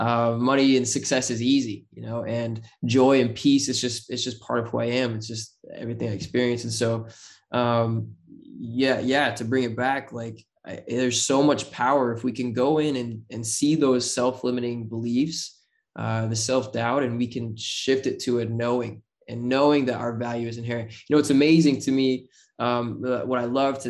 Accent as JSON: {"language": "English", "region": "Utah", "country": "United States", "said": "I'm just kid from Utah"}